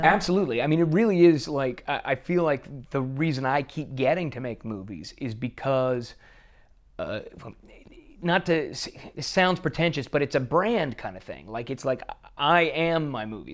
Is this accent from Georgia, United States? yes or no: no; Bossier City, Louisiana, United States; moved away; I grew up in Bossier City, and, uh, Shreveport is our big city right next door